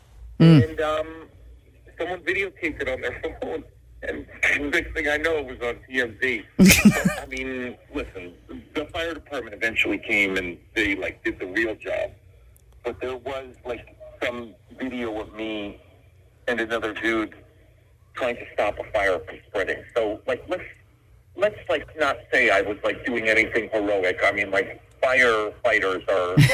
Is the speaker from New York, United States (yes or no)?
yes; New York City, New York, United States; now in Southern California, United States; I'm from the East Coast. I'm from New York City, and we just don't have like a fire season in New York City.